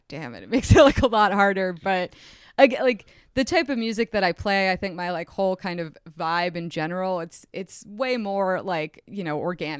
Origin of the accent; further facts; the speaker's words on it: suburban New Jersey, United States; I grew up outside of New York City in suburban New Jersey. And if you know anything about suburban New Jersey, it's a pretty boring place to grow up. There's not much to do. And I was lucky because I lived so close to the Hudson.